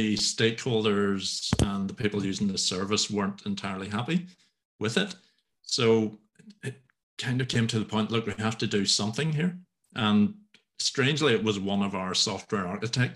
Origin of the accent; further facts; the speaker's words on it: Northern Ireland, United Kingdom; I'm from Northern Ireland, quite a rural part of Northern